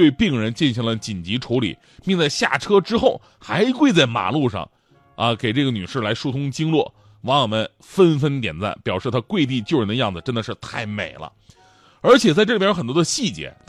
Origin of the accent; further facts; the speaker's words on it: Changchun, Jilin, China; 就在我们老家长春。